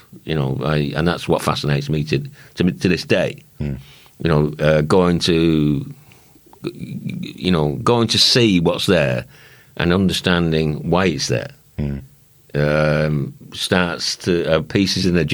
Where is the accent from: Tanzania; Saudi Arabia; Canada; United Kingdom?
United Kingdom; Runcorn, North West England; moved away; I'm a fitter from Runcorn. Formerly a fitter from Runcorn